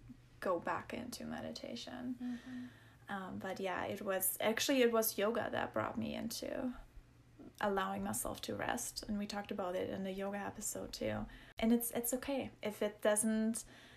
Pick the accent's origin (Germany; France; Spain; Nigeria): Germany; moved away; That's where I grew up in Germany